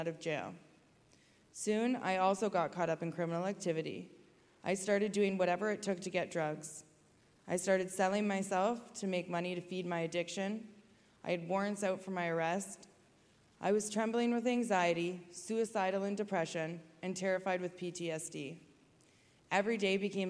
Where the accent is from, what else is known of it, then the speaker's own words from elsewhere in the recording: Waterloo, Ontario, Canada; also born or lived in Kitchener, Ontario; I grew up in Waterloo, Ontario